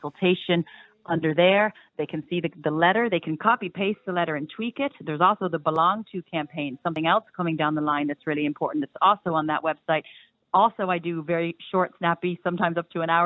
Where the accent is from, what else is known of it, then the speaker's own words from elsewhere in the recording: United States; now in Ireland; brought in from my home country, America